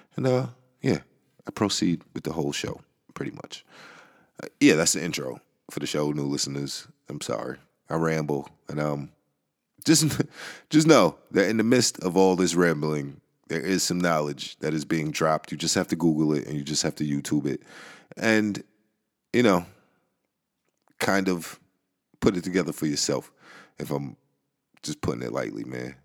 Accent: New York, United States; I am from New York

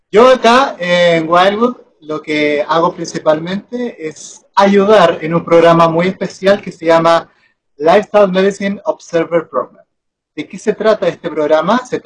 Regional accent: Concepción, Biobío, Chile; moved away as an adult; now in Huelva, Spain; Pero yo soy de Concepción. De Concepción, eh, toda mi vida he estado ahí. He estado viviendo en Concepción y hace poquito que estoy acá en Huelva.

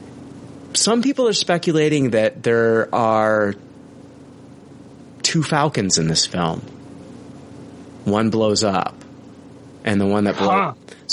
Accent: Canada; accent: Canadian; my Canadian accent

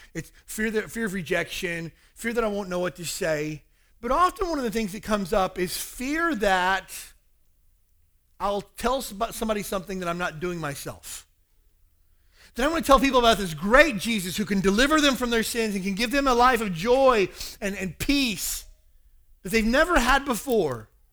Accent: Kentucky, United States; also born or lived in Hawaii; now in Honolulu, United States; the meth problem in my hometown in Kentucky is ridiculous

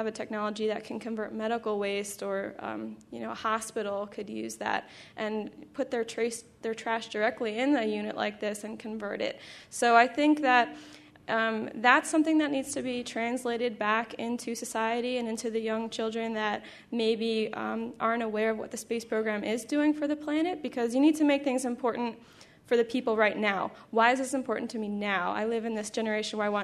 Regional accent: New York, United States; so I'm from New York

